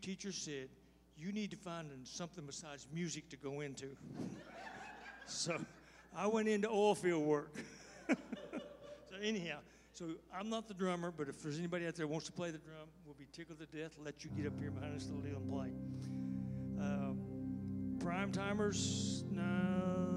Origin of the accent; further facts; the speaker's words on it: Texas, United States; I'm from Texas